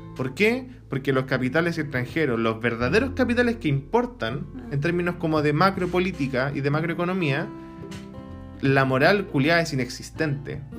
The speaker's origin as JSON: {"language": "Spanish", "country": "Chile", "said": "nosotros, como chilenos, como habitantes de este país"}